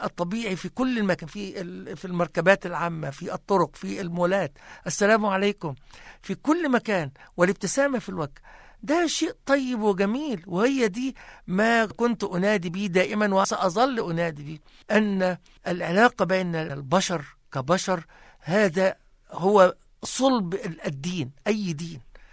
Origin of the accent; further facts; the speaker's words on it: Egypt; moved away as an adult; now in Christchurch, New Zealand; وعشت في بلدي الأصلي مصر تعلمت فيها